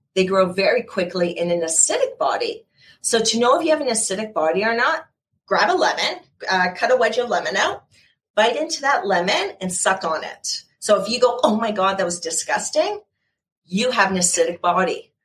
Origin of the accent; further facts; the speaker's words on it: Canada; also born or lived in Ontario; I'm in Ontario, so I am Canadian.